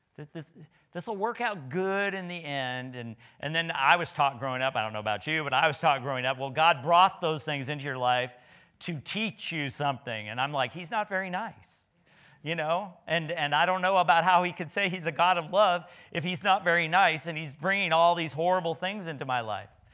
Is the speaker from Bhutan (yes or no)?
no; Nebraska, United States; I was from Nebraska